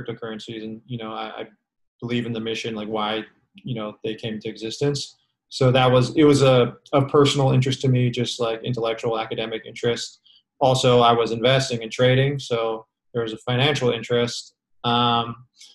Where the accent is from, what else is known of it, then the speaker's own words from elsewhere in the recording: San Francisco, California, United States; I'm from San Francisco and I was living in San Francisco during this time